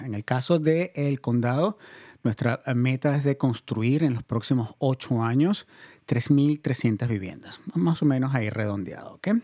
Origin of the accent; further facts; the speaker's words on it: Venezuela; moved away; Venezuela, de donde yo soy originario